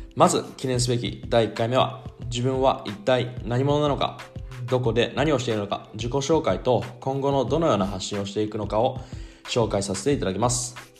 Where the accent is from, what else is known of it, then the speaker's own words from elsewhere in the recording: Shizuoka, Japan; moved away as an adult; now in Cologne, Germany; 静岡県出身